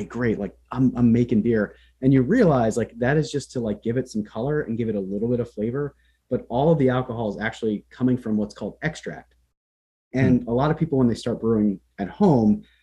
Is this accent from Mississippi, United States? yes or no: no; Central Pennsylvania, United States; moved away as an adult; also born or lived in New Jersey; now in Berkshires, United States; I was born in New Jersey, and then my family moved to Pennsylvania in the early 90s